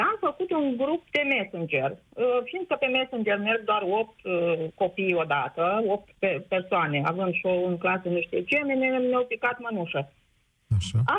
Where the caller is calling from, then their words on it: Mălin, Suceava County, Romania; Eu sunt din Suceava, nu sunt din Suceava, uh, sunt la 50 de kilometri din Suceava, într-o localitate, Mălin.